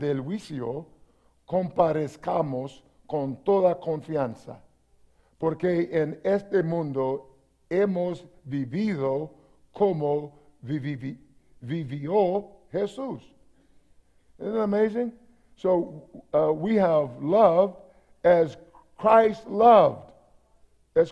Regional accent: East Texas, United States; I grew up in East Texas

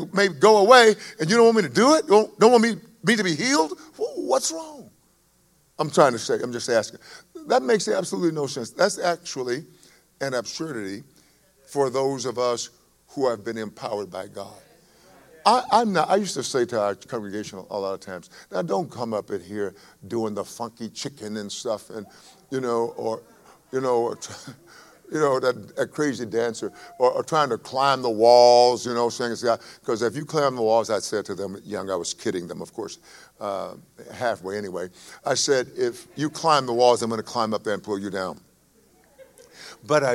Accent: East Texas, United States; I'm an East Texan, and I'm supposed to talk slow. And that's how I grew up, talking slowly. Yes. And so because I am from East Texas

